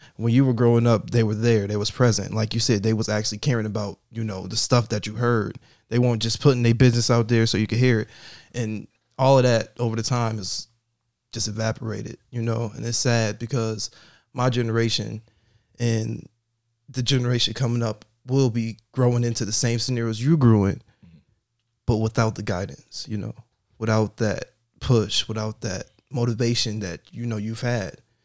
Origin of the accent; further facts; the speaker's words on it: Buffalo, New York, United States; I grew up in the Fillmore area